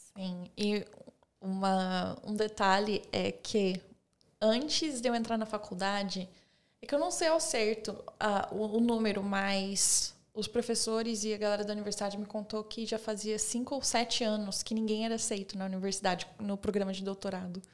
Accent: Osasco, São Paulo, Brazil; moved away; also born or lived in Bulgaria / Texas, United States; Porque a cidade pequena, vim de São Paulo

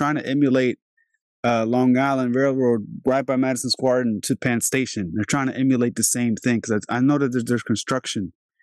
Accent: Albania; now in Virginia, United States; when I came here 22 years ago, it was like, because I'm from Albania originally, I'm from Europe.

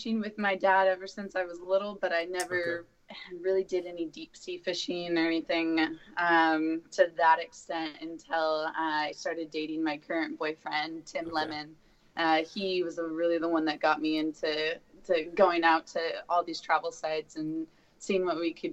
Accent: Tucson, Arizona, United States; also born or lived in Honolulu, Hawaii; now in Portland, United States; I'm originally from Tucson, so my parents moved back to Arizona

